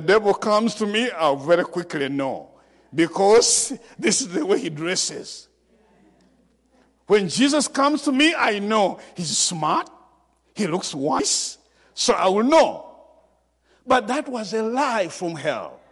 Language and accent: English; Uganda; from Uganda